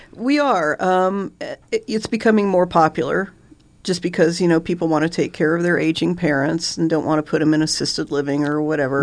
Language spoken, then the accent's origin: English; Benson, United States; I was born and raised in Benson.